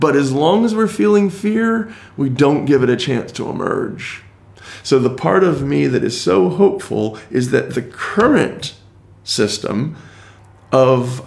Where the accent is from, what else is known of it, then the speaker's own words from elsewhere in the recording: United States; as an American